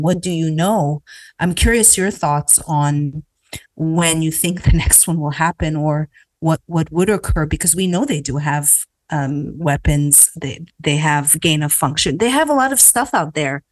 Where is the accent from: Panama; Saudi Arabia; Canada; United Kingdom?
Canada; now in United States; growing up in Canada